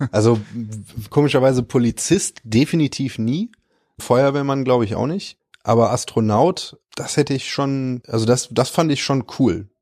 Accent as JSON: {"language": "German", "town": "Cologne", "region": "North Rhine-Westphalia", "country": "Germany", "tie": "born or raised there", "also_born_or_lived": "Dormagen / Australia", "said": "für mich ist Köln halt meine Heimat"}